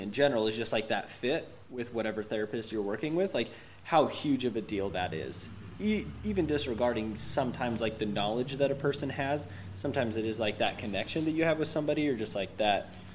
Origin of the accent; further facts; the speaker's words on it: Salt Lake City, Utah, United States; also born or lived in Logan, Utah; I'm from Salt Lake originally, so I came back home kind of.